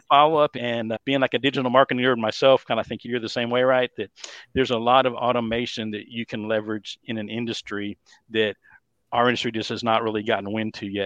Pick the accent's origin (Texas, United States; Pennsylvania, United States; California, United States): Texas, United States; Dallas; accent: Texas; born and raised here in the Dallas, Texas area, if you can't tell by my lovely Texas accent